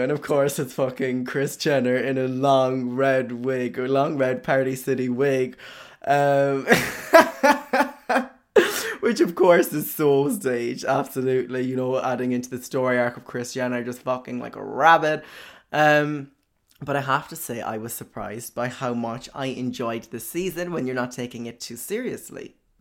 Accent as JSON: {"language": "English", "area": "County Cork", "region": "Munster", "country": "Ireland", "tie": "born or raised there", "said": "Cork, County Cork, okay, my hometown"}